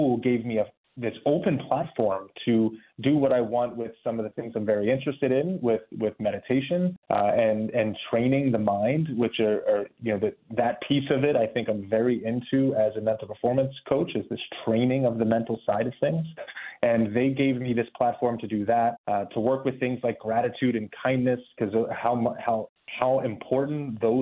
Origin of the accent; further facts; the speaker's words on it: Baltimore, Maryland, United States; moved away; I'm from Baltimore, Maryland. I was an athlete there, and I guess soccer would have been a big part of my identity growing up